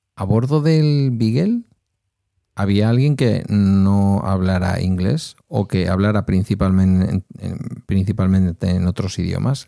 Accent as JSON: {"language": "Spanish", "region": "Basque Country", "country": "Spain", "said": "en mi caso, que no tengo el euskera como lengua materna"}